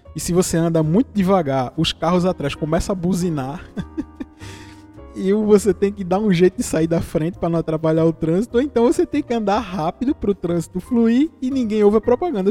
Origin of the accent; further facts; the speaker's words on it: Vitória de Santo Antão, Pernambuco, Brazil; Eu sou do interior de Pernambuco. Eu sou de uma cidade que se chama Vitória de Santo Antão